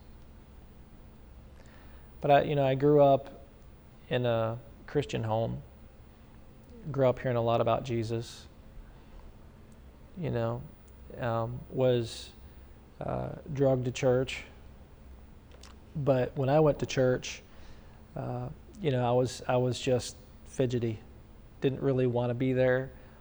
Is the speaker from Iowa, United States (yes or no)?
no; upstate New York, United States; So I came from New York, upstate New York.